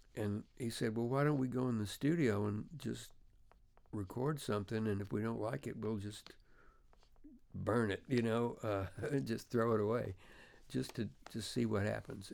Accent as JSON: {"language": "English", "town": "Memphis", "region": "Tennessee", "country": "United States", "said": "I'm from Memphis"}